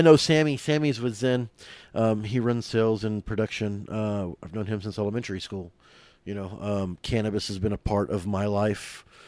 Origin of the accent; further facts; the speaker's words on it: Oklahoma City, Oklahoma, United States; born and raised in Oklahoma City